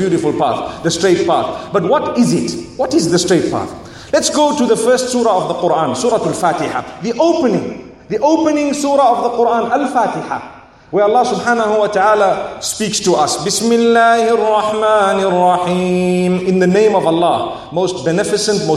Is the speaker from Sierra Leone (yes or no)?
no; Zimbabwe; back where I come from